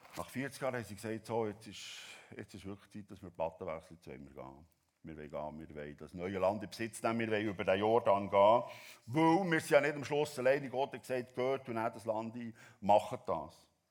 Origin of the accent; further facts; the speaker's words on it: Switzerland; als Schweizer